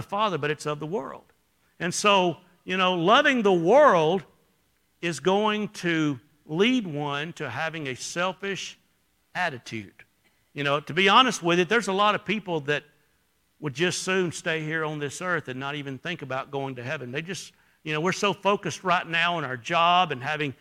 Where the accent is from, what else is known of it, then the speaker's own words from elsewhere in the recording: Alabama, United States; I was from Alabama.